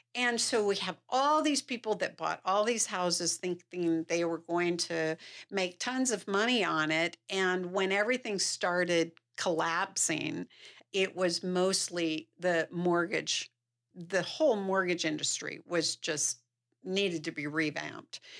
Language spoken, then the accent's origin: English; Salt Lake City, Utah, United States; moved away as an adult; also born or lived in California; I grew up here in Salt Lake City